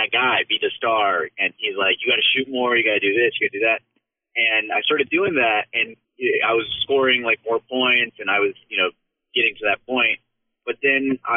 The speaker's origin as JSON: {"language": "English", "region": "Texas", "country": "United States", "tie": "born or raised there", "also_born_or_lived": "California"}